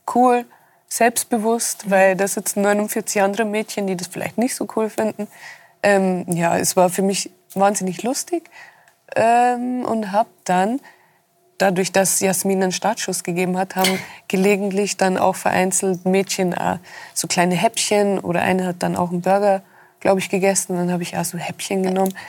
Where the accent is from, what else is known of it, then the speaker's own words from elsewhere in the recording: Rosenheim, Bavaria, Germany; war ich auch wirklich mein Leben lang fast in Rosenheim nur